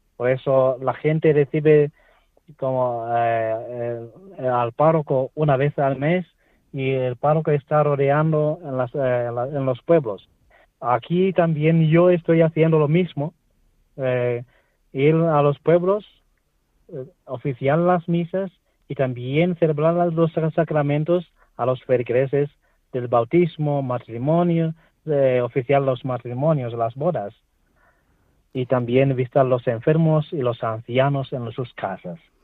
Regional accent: Tanzania; Spanish is a second language; moved away as an adult; now in Spain; estoy aquí en mi país de origen con mi madre y con la parroquia aquí donde nací yo

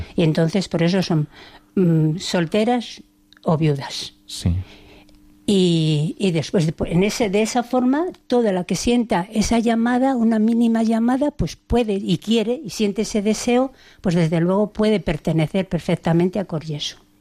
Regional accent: Valladolid, Castile and León, Spain; moved away as an adult; now in Cáceres, Spain; en Valladolid, que somos de Valladolid

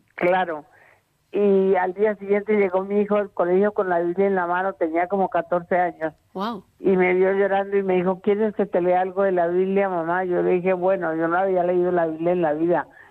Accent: Colombia; now in Valencia, Spain; Soy colombiana, pero nací, eh, nacionalizada española.

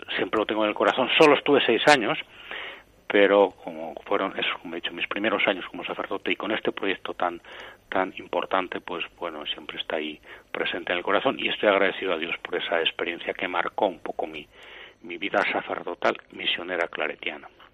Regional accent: Aranda de Duero, Castile and León, Spain; also born or lived in Segovia; yo nací en Segovia, pero eh, con nueve o diez años mis padres, cuando yo tenía nueve o diez años, mis padres fueron a vivir a Aranda de Duero

